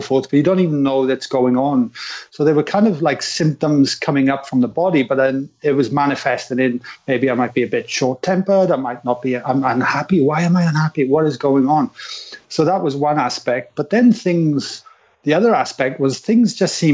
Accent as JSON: {"language": "English", "region": "Wales", "country": "United Kingdom", "tie": "born or raised there", "said": "growing up in Wales"}